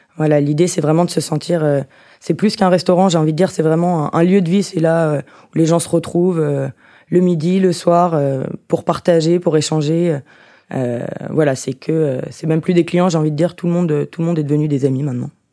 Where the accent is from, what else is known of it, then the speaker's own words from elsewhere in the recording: Lyon, Auvergne-Rhône-Alpes, France; also born or lived in Alsace / Shanghai / Vancouver; Je suis lyonnaise, née à Lyon, grandie à Lyon